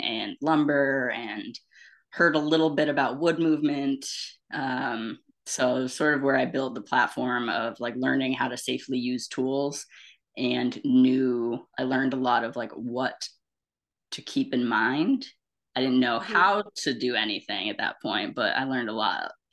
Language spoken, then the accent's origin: English; Cambridge, New York, United States; also born or lived in Amsterdam, New York; I moved to my hometown, Cambridge, when I was still just a wee tot. And so I lived in Cambridge my whole life, very rural, upstate little town